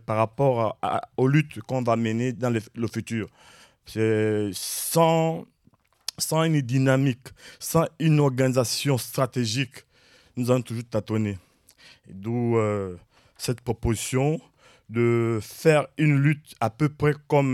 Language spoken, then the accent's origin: French; Gabon; now in Rennes, France; je viens du Gabon. Je suis à Rennes